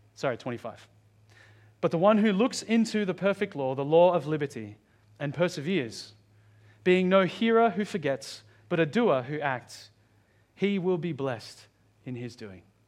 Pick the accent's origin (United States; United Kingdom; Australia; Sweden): Australia; as a Filipino growing up in Australia with lots of white Australian friends